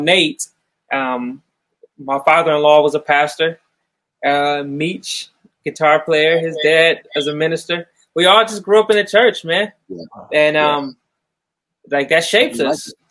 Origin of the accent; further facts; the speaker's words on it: Mansfield, Ohio, United States; I'm originally from Mansfield, Ohio